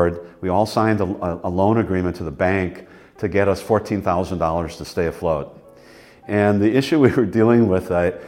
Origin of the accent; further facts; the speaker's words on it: Wisconsin, United States; moved away as an adult; also born or lived in Los Angeles, United States; I'm from here. Like, I'm from Wisconsin all the time